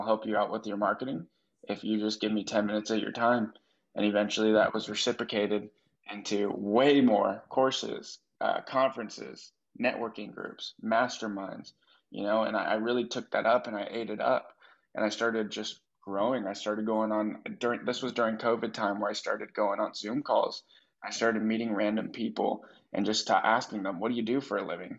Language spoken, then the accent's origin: English; San Diego, California, United States; moved away as an adult; also born or lived in Minot, North Dakota; now in Austin, United States; I grew up in San Diego.